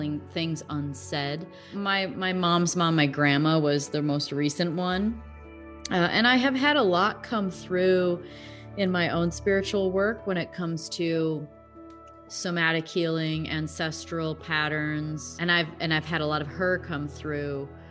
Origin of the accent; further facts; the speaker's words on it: Roscoe, Illinois, United States; now in Scottsdale, United States; I'm from Roscoe, Illinois, but I live in Scottsdale, Arizona